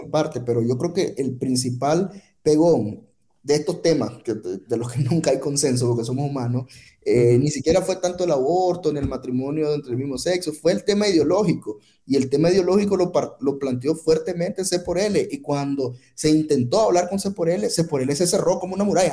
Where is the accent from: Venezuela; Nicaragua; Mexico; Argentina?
Nicaragua; como nicaragüenses